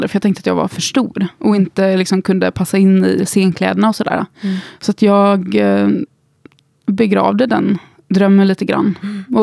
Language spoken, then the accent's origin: Swedish; Gothenburg, Västra Götaland, Sweden; also born or lived in Skåne; now in Stockholm, Sweden; Och jag är uppvuxen i Göteborg. Jag vet inte, många säger att min dialekt har slätats ut lite under åren.